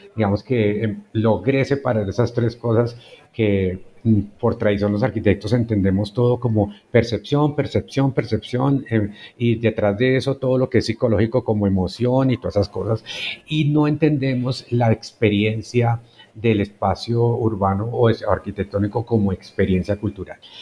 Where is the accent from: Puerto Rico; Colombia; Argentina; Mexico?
Colombia; towns near Bogotá, Cundinamarca; moved away as an adult; also born or lived in Guasca / Facatativá; no soy bogotano yo llegué a Bogotá para estudiar arquitectura. Entonces mi niñez y la juventud la pasé en otros pueblos cercanos, en Huasca, Cuetenamarca, en Facatativá